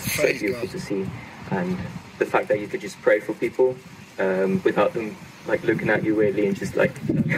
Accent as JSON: {"language": "English", "country": "Netherlands", "second_language": "English", "said": "Well, I'm from the Netherlands."}